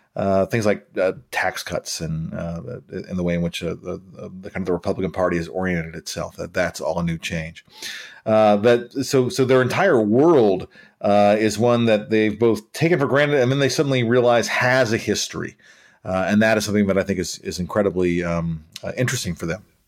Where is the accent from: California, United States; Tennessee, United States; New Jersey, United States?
Tennessee, United States; Nashville; Nashville holds a special place in my heart 'cause I'm from Nashville.